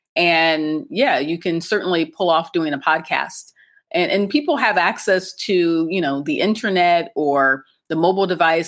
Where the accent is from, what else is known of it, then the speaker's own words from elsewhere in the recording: Akron, Ohio, United States; moved away as an adult; now in Cairo, Egypt; I'm American, and I grew up in the U S, specifically in Ohio, and more specifically in Akron, Ohio